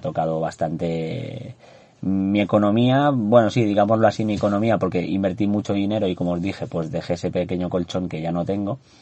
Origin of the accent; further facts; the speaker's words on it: Andorra; moved away; soy de Andorra, para los que no lo sepáis nací en ese maravilloso país de los, de los Pirineos.